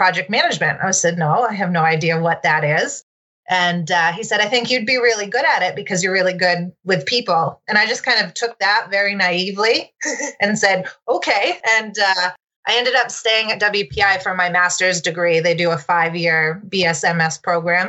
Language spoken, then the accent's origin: English; Maine, United States; I grew up in Maine